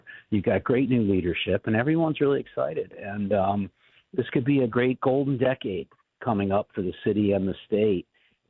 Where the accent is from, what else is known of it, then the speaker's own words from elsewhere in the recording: Baltimore, Maryland, United States; we have growing up in Baltimore, ethnic festivals and the tradition of the neighborhoods